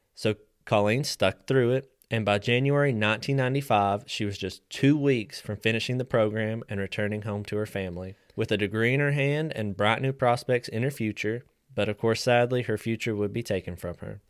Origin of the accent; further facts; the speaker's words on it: West Virginia, United States; moved away as an adult; now in Tennessee, United States; I'm a West Virginia transplant. I've only been here about ten years